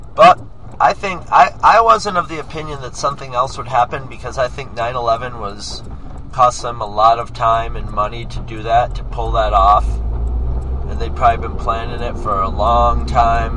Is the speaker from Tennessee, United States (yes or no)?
no; New York, United States; I'm from New York State